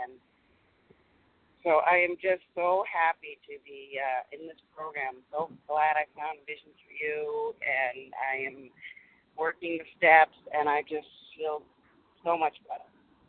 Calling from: Massachusetts, United States; I'm calling from Massachusetts

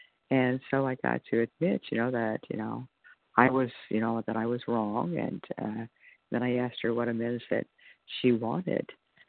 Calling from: California, United States; from California.

